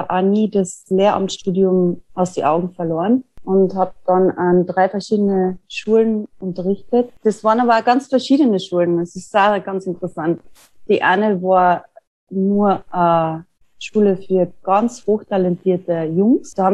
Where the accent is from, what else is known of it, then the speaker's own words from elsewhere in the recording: Tyrol, Austria; an einer Vernissage zu arbeiten, die ich in meinem Heimatort in Tirol gemacht habe.